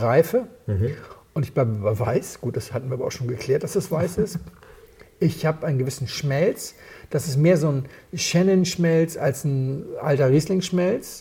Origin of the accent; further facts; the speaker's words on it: Hamburg, Germany; Ich komme aus Hamburg